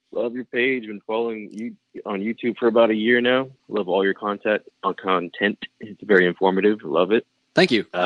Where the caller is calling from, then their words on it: Los Angeles, California, United States; Hello, this is … out of Los Angeles, California.